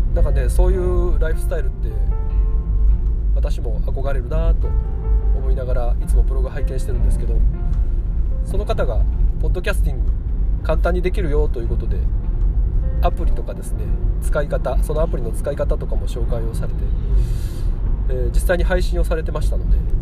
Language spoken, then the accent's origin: Japanese; Kyoto, Japan; accent: Kansai-ben; 出身も生まれも京都育ちも京都です